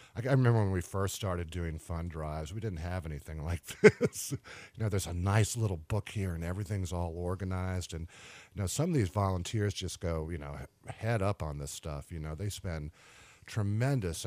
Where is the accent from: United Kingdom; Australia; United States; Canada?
United States; Richmond, Virginia; right here in Richmond, my hometown